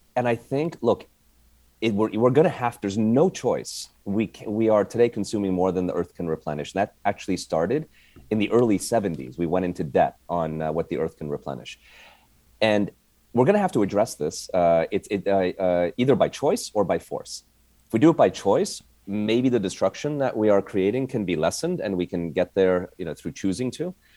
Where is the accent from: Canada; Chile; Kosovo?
Canada; moved away as an adult; also born or lived in Montreal; now in United States; I came from Canada